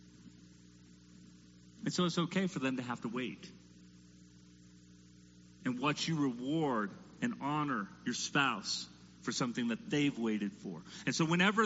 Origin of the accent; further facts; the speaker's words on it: United States; as an American parent